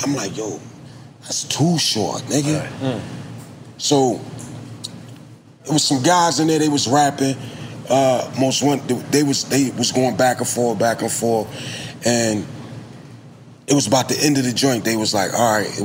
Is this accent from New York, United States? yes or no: no; Philadelphia, Pennsylvania, United States; I'm from South Philly.